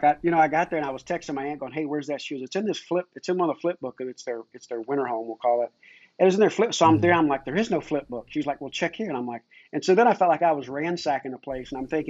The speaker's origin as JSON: {"language": "English", "town": "Richmond", "region": "Kentucky", "country": "United States", "tie": "born or raised there", "said": "I grew up in Richmond, Kentucky, which is not more than a couple hours away."}